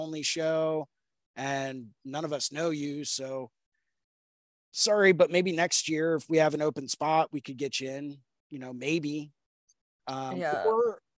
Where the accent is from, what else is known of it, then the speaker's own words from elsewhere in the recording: United States; being an American tattoo artist